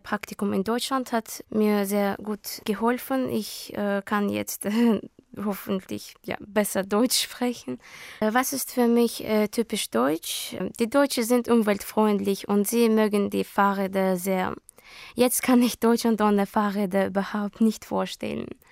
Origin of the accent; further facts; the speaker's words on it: Baku, Azerbaijan; German is a second language; also born or lived in Hamburg, Germany; Ich komme aus Aserbaidschan, Baku.